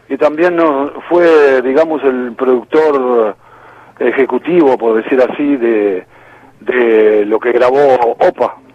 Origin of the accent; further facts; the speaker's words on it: Uruguay; moved away as an adult; also born or lived in New York area, United States / Florida, United States; Fuimos quinteto también con otro uruguayo